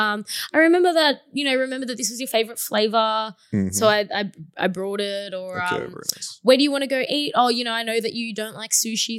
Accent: Sydney, New South Wales, Australia; I'm from Sydney

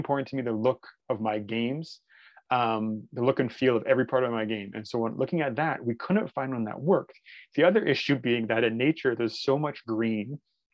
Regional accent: Canada; I'm Canadian.

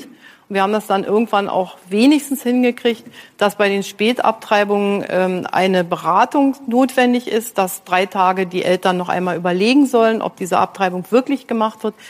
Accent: East Germany, Germany; ich bin in der DDR aufgewachsen

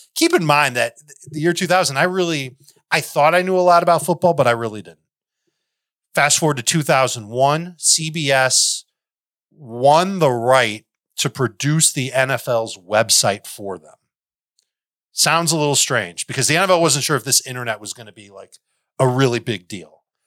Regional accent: Chicago, Illinois, United States; I grew up in Chicago

